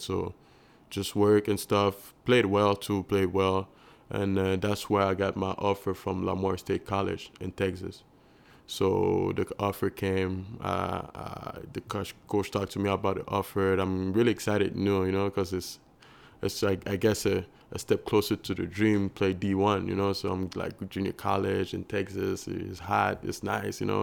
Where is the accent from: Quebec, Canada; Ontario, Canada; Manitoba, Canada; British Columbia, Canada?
Quebec, Canada; Montreal; moved away; I was from Montreal downtown